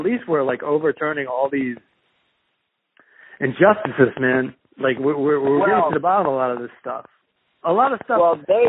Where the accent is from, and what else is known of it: Southern Maryland, United States; born or raised there; moved away